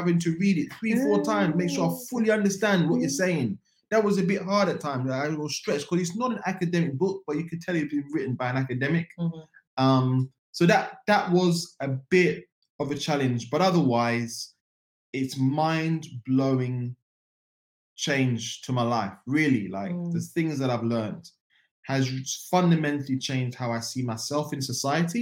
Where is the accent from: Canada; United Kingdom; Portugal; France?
United Kingdom; London; moved away as an adult; now in Germany; a Black man in Europe, born and raised in London, now living in Germany